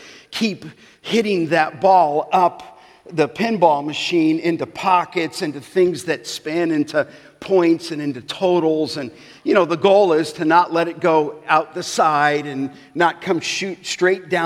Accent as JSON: {"language": "English", "town": "Los Angeles", "region": "California", "country": "United States", "tie": "born or raised there", "said": "when I was growing up in the San Fernando Valley in Canoga Park"}